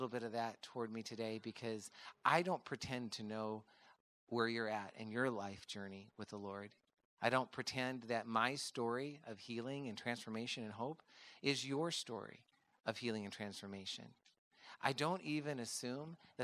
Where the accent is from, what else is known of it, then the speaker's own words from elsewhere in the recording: Midwest, United States; I grew up in the Midwest on a farm with four boys